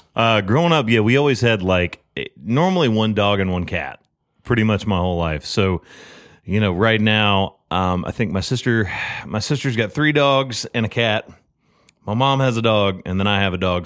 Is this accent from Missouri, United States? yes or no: no; Murfreesboro, Tennessee, United States; moved away as an adult; also born or lived in Texas; now in Nashville, United States; I'm originally from Murfreesboro